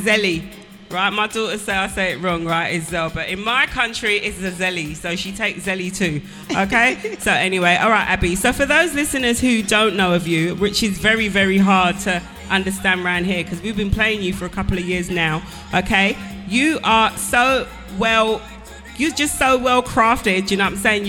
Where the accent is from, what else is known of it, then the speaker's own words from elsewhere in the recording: England, United Kingdom; I'm English.